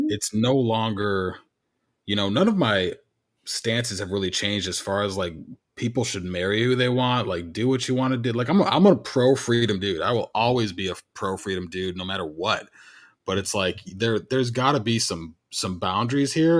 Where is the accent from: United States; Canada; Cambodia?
United States; Illinois; I grew up in Illinois